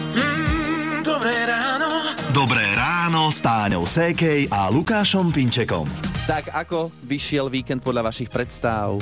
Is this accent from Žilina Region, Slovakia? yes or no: no; Trnava, Trnava Region, Slovakia; u nás v Trnave